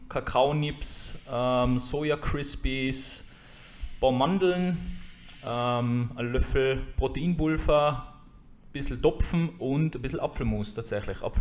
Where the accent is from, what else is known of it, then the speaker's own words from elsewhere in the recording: Jenbach, Tyrol, Austria; now in Hatting, Austria; Wo komme ich her? Ich komme äh, aus Jenbach, also eigentlich aus dem Unterland, wohne mittlerweile in Hatting, also in der Gegenrichtung.